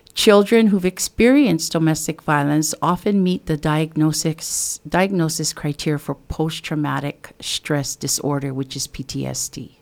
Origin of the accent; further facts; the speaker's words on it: Waimea, Hawaii, United States; I am from the Kauai Hai, Waimea area of the Big Island. And, um, I am, uh, a fourth generation of Native Hawaiian from this particular area.